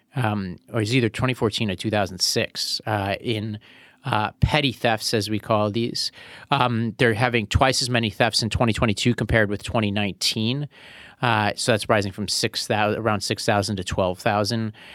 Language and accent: English; New York City, New York, United States; also born or lived in Nashville; I was born in Brooklyn